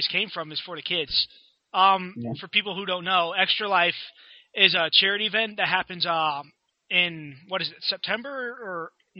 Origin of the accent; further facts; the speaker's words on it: United States; even as an American